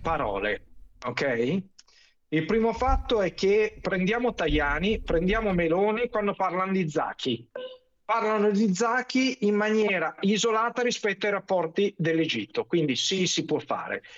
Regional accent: Milan, Lombardy, Italy; Io sono milanese, son nato a Milano, son cresciuto

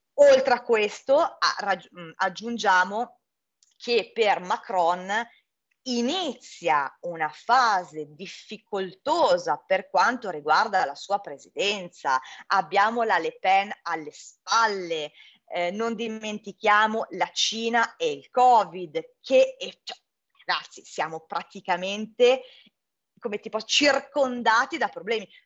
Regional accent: Milan, Lombardy, Italy; da milanese, che comunque è stata um, a Roma, è stata a Napoli, è stata in Calabria

